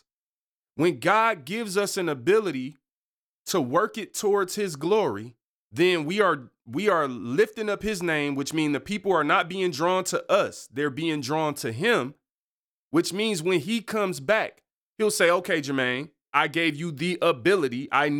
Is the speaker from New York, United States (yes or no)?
no; Detroit, Michigan, United States; born there; I was born in Detroit on East 7 Mile and my family didn't have a lot of money.